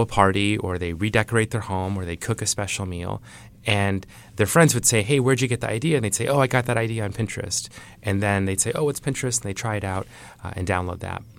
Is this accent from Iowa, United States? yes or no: yes; Iowa, United States; I grew up in Iowa